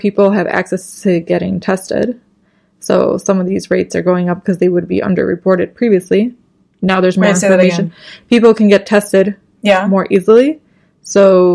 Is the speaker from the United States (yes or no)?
yes; Chicago, Illinois, United States; we're from Chicago, which is obviously in Illinois